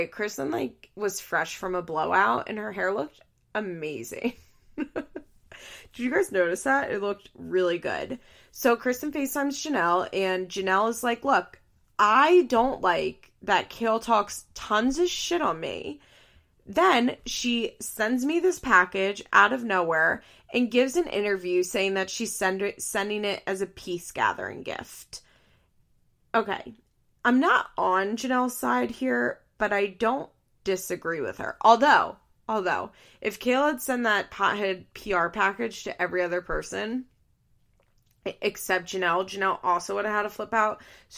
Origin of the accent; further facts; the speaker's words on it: California, United States; accent: Valley Girl; apparently the reason people think that I have blonde hair is because of my Valley Girl accent, which I think is funny.